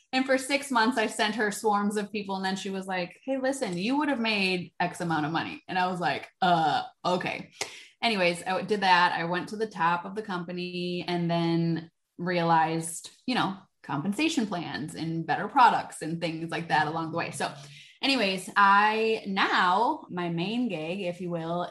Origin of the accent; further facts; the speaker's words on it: Wisconsin, United States; I'm from Wisconsin. In Wisconsin, we know how to party